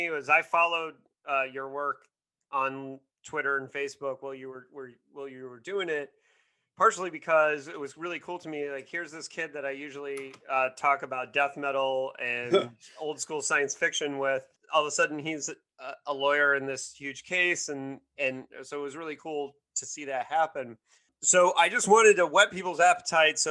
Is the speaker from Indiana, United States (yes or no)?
yes; Bloomington, Indiana, United States; I grew up in Bloomington, which is like the Berkeley of Indiana.